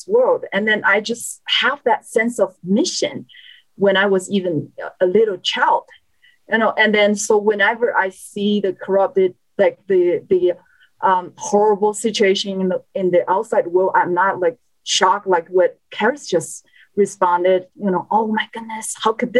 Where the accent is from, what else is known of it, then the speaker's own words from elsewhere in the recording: China; moved away; I was born and raised in China, an atheist country.